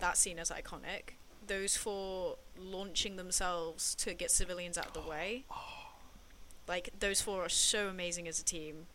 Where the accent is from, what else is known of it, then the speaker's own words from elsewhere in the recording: England, United Kingdom; I, felt represented as an English person